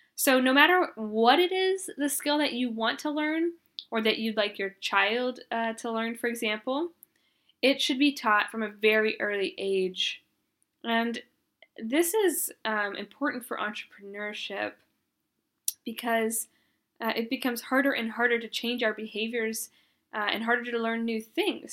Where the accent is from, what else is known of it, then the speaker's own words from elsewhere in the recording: Arkansas, United States; I grew up in Arkansas